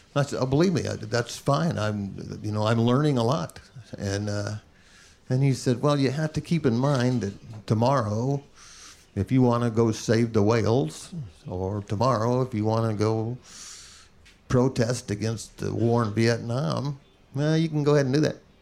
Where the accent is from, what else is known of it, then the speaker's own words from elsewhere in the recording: Indianapolis, Indiana, United States; I was born and raised in Indianapolis